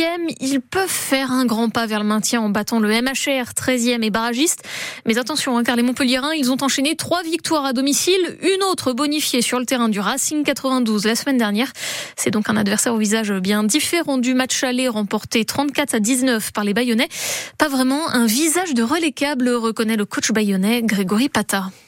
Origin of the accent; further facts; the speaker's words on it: Basque Country, Nouvelle-Aquitaine, France; chez nous au Pays Basque